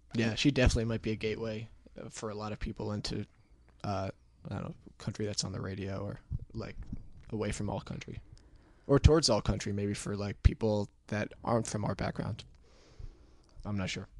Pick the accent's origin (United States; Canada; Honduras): United States; Connecticut; moved away as an adult; now in New York, United States; it's on, like, the Rhode Island, Connecticut border, like that side of Connecticut